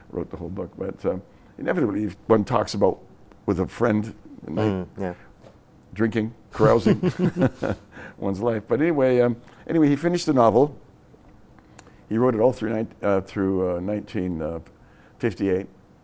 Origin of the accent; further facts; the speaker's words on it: Toronto, Ontario, Canada; moved away as an adult; also born or lived in Great Britain; I came from Cabbage Town here in Toronto